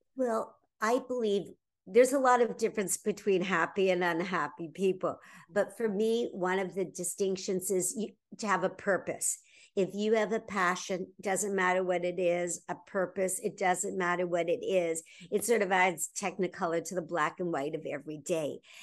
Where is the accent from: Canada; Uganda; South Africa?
Canada; Toronto, Ontario; my frozen wonderland of my hometown of Toronto, Ontario, Canada